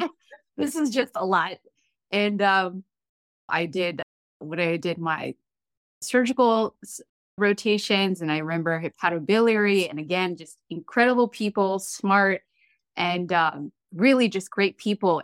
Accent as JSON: {"language": "English", "country": "Eritrea", "moved": "yes", "lives_now": "United States", "said": "I am a proud first generation immigrant American. I am from Eritrea"}